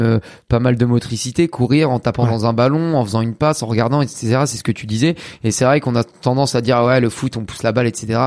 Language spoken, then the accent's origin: French; Caen, Normandy, France; je suis de Caen, en Normandie